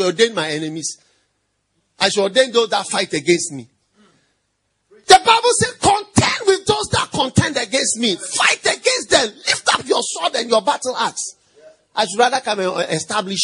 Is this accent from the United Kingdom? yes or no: no; Ghana; I am a Ghanaian, and the church was started from Ghana